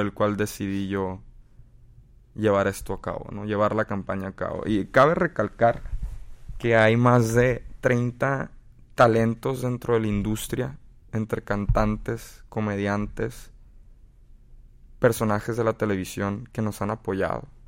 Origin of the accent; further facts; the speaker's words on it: United States; tuve la bendición de haber nacido en este país